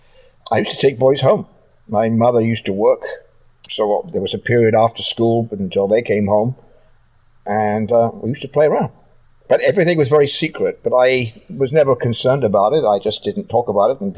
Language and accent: English; London, United Kingdom; I was born in London, England, in 1950